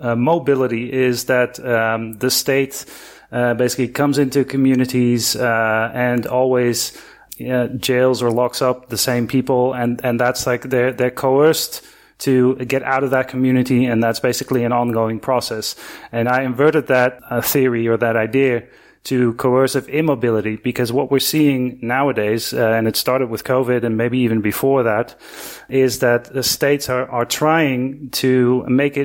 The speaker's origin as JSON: {"language": "English", "country": "Netherlands", "moved": "as an adult", "lives_now": "Argentina", "said": "I'm originally from the Netherlands, and I moved here in 2005. To Argentina"}